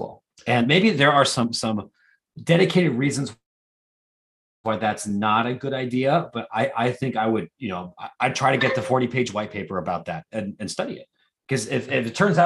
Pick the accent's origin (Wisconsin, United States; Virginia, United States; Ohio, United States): Ohio, United States; Columbus; now in Chicago, United States; I live in Chicago. I'm from Columbus